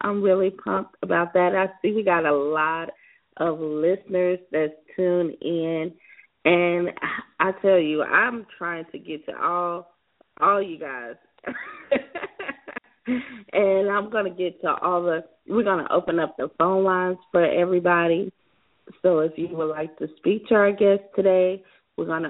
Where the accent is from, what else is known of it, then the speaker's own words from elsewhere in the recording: South Carolina, United States; my home state of South Carolina